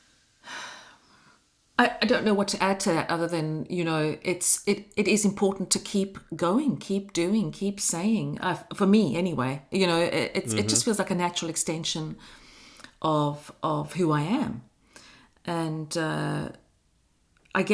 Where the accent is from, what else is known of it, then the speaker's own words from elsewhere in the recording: South Africa; moved away as an adult; also born or lived in Adelaide, Australia / Tasmania, Australia / Queensland, Australia; now in France; I was born in Africa and I lived in Africa for the first 29 years of my life. And then I moved to Australia.